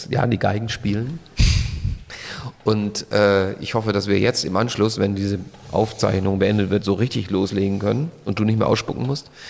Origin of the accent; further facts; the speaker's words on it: Austria; dass ich irgendwo in ein anderes Land fliege. Ähm, als Österreicher natürlich.